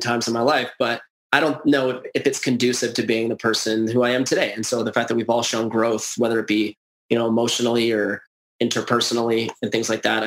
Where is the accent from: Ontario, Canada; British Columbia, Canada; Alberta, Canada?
Alberta, Canada; Edmonton; I was born in Edmonton during a dynasty